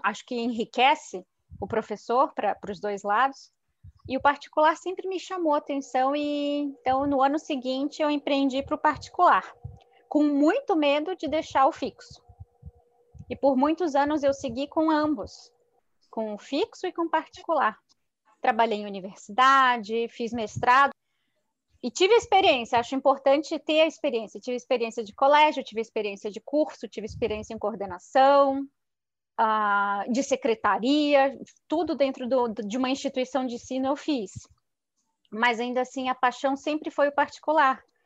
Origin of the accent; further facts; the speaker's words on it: Florianópolis, Santa Catarina, Brazil; moved away as an adult; also born or lived in São Paulo / Itajaí; now in Curitiba, Brazil; eu sou nascida em Florianópolis